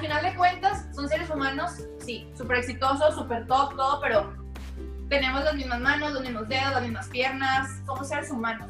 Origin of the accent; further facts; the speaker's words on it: Monterrey, Nuevo León, Mexico; soy la única de Monterrey, de México